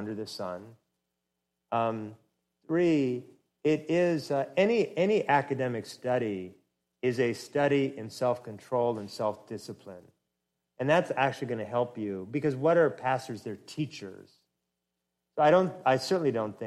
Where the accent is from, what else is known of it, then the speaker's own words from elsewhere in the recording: Oregon, United States; moved away as an adult; now in Atlanta, United States; my home state